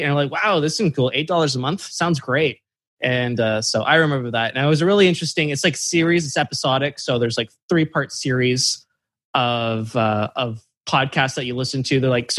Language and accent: English; Brantford, Ontario, Canada; I rented movies from Blockbuster in my hometown of Brantford, Ontario.